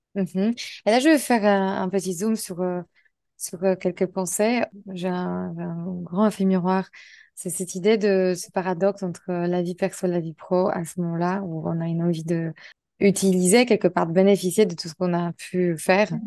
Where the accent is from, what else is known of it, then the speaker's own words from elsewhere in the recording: Poland; toutes les deux on était polonaises